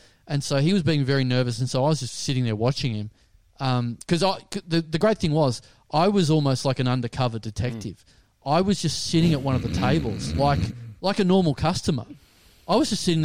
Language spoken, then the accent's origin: English; Maryborough, Australia; moved away; until I moved out of Maryborough